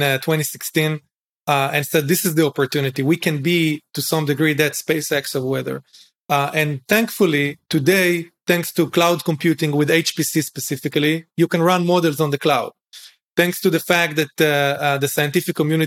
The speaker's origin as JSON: {"language": "English", "area": "Galilee", "region": "Northern District", "country": "Israel", "tie": "born or raised there", "moved": "as an adult", "said": "I grew up in Israel, in a moshav, in the Galil, family of farmers"}